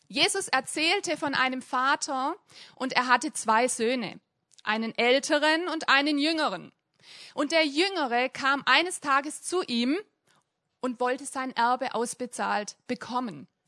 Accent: Hemmingen, Germany; Ich komme auch aus Hemmingen.

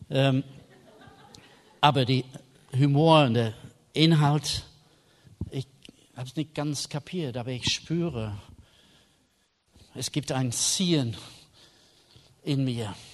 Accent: England, United Kingdom; German is a second language; Ich war Engländer, ich habe einen Schirm mit.

